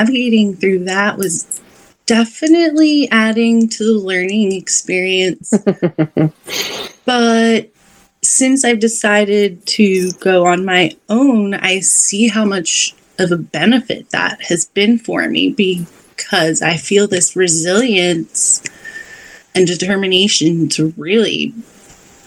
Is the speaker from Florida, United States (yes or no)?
yes; South Florida, United States; I grew up in South Florida, so we would go out to the Everglades